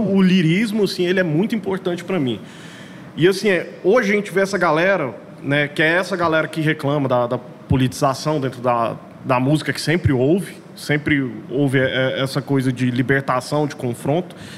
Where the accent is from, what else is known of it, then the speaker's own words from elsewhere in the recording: Goiânia, Goiás, Brazil; você é de onde? Goiânia